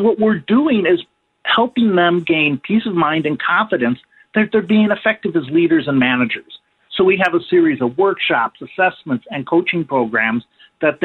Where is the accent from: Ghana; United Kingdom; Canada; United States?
United States; Chicago, Illinois; moved away as an adult; also born or lived in Wisconsin; I grew up in the Chicago area